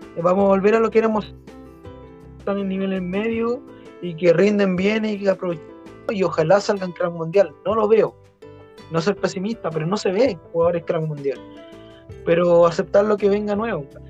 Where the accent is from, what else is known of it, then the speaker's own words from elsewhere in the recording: Chile; somos chilenos